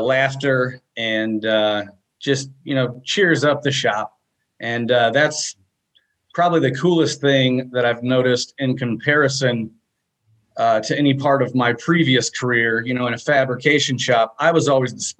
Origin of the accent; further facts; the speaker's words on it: Washington, Missouri, United States; I am a welder fabricator from Washington, Missouri. That's about half an hour west of St. Louis.